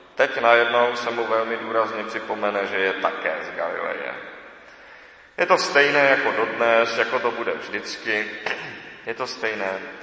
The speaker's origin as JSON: {"language": "Czech", "country": "Czechia", "said": "my všichni jsme Češi, od Aše až po Jablunkov"}